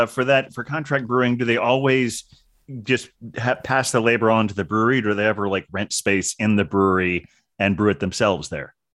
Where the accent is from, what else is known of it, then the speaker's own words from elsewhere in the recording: Ohio, United States; moved away as an adult; also born or lived in California; now in New York City, United States; I grew up in Ohio, but I've been in, uh, New York for the last quarter of a century